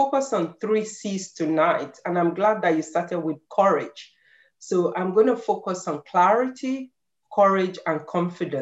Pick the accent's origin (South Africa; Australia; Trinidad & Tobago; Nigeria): Nigeria; moved away as an adult; now in Ireland; I came from Nigeria. We all know that we Nigerians, we love books.